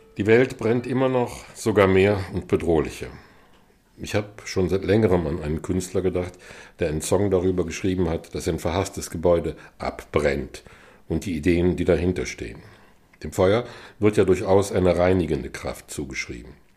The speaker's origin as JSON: {"language": "German", "country": "Germany", "said": "mich als Piefke"}